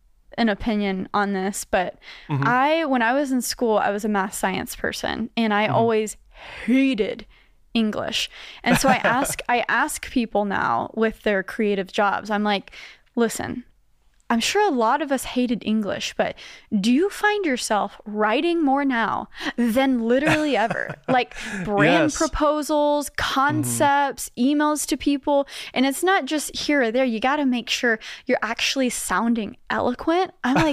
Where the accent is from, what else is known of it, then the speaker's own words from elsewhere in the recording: Grapevine, Texas, United States; now in New York, United States; I grew up in Dallas, Texas. Grapevine specifically.